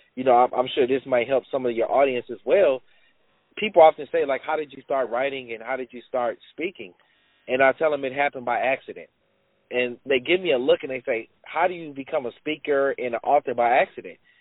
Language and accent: English; Los Angeles, California, United States; I grew up in South Central Los Angeles